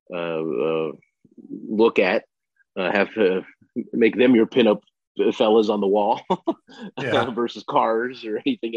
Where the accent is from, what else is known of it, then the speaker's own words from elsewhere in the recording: Los Angeles, California, United States; I grew up in Los Angeles, California